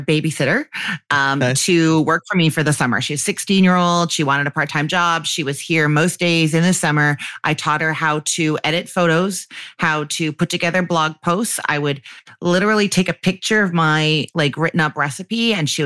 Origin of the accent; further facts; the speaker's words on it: Canada; accent: Canadian; my Canadian one